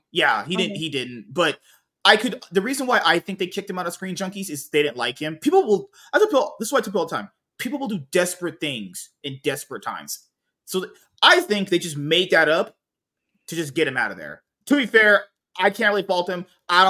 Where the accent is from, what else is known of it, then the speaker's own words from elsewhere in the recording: New Orleans, Louisiana, United States; I always need my Mexicans from Louisiana. We're from New Orleans.